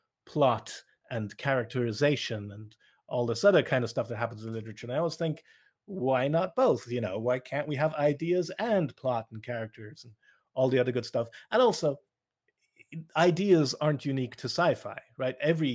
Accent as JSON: {"language": "English", "country": "Ireland", "tie": "born or raised there", "said": "And it's also going to be a very Western view because I grew up in Ireland, a Western country."}